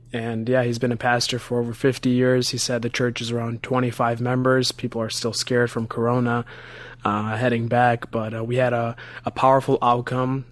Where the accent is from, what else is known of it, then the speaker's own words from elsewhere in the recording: Chicago, Illinois, United States; I'm from Chicago, Illinois